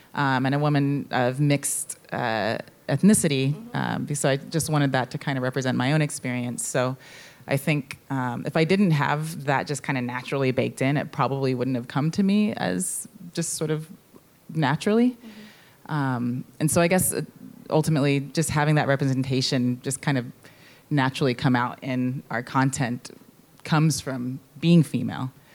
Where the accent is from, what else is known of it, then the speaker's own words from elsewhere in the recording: San Francisco, California, United States; growing up in San Francisco and, and in the Mission for a little bit